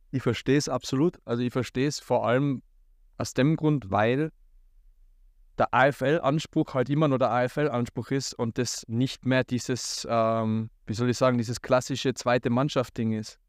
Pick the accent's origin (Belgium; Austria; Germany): Austria; Tyrol; bei uns in Tirol